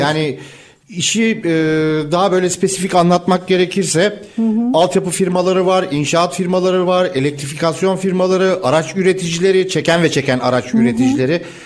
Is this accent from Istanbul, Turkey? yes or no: yes; Istanbul, Turkey; bir İstanbullu olarak